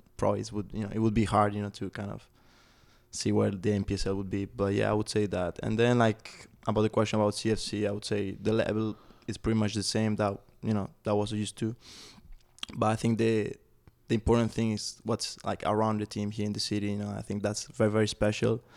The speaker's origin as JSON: {"language": "English", "country": "Spain", "tie": "born or raised there", "moved": "yes", "lives_now": "Chattanooga, United States", "said": "I was growing up in Spain"}